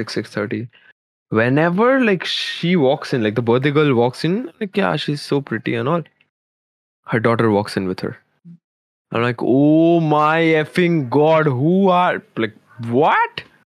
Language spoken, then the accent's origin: English; Kolkata, West Bengal, India; I am from Kolkata